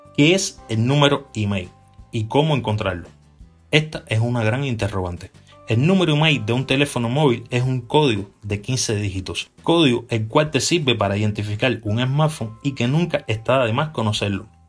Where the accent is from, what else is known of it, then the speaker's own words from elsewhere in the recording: Cuba; en mi país, en Cuba